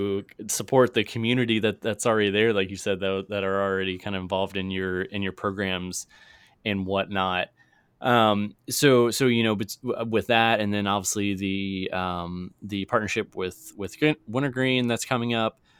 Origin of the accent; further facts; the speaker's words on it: Virginia, United States; now in Missouri, United States; go back to Virginia, which is my home state